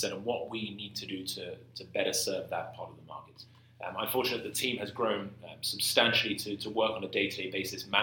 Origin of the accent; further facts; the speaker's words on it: London, United Kingdom; moved away as an adult; now in San Francisco, United States; I grew up in London. I went to college in London. I worked in London.